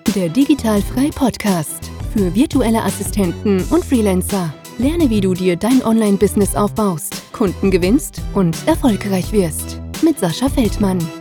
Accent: Black Forest, near Karlsruhe, Baden-Württemberg, Germany; komme aus dem wunderschönen Schwarzwald. Mhm. Und hm. zwar genauer gesagt, ja, aus der Nähe von Karlsruhe

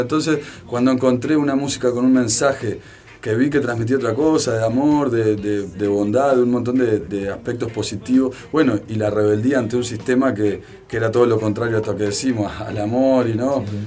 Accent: Salto, Uruguay; moved away as an adult; now in Montevideo, Uruguay; nací en Montevideo. Nací en Montevideo, pero cuando tenía un año, un año y pico, eh, mi madre se fue a vivir a Salto. Por lo tanto, me crié, me crié allá

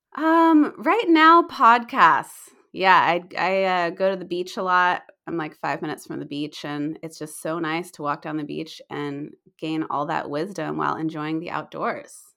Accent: United States; also born or lived in Australia / New Zealand; I'm still American

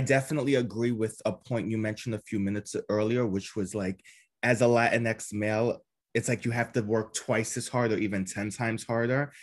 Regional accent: New York City, New York, United States; I'm from Queens, New York.

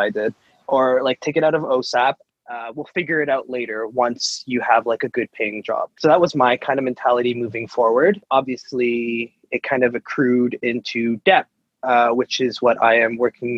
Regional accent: Mississauga, Ontario, Canada; born and raised in Mississauga.

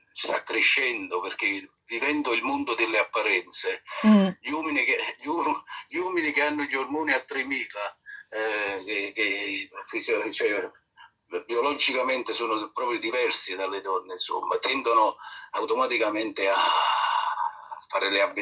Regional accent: Naples, Campania, Italy; Sì, sì, sei eh. ai partiti spagnoli

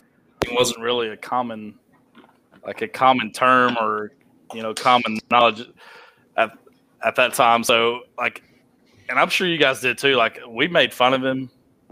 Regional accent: Georgia, United States; Me being a Georgia fan makes sense because I'm from Georgia.

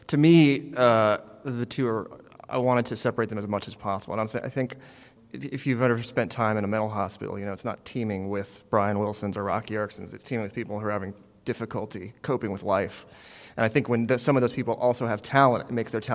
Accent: Texas, United States; now in Los Angeles, United States; I grew up in Texas as a rock fan in the 80s

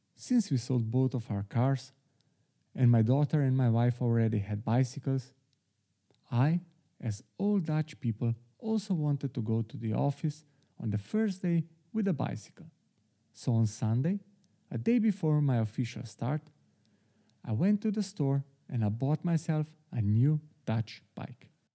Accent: Slovenia; moved away as an adult; now in Amsterdam, Netherlands; my home country, Slovenia

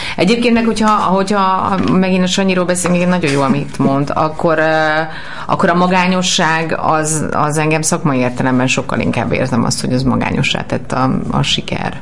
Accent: Budapest, Hungary; én a rózsadomra születtem, és hogy gyerekként is volt ebből egy problémám, hogy, hogy azért azt gondolták az általános iskába

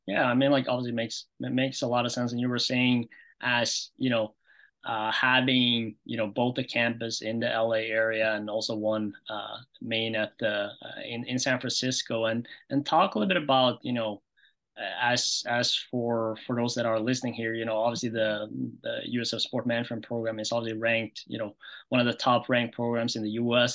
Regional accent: Norway; moved away; I was from Norway

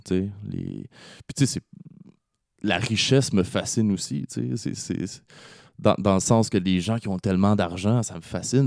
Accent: Laval, Quebec, Canada; j'ai grandi à Laval

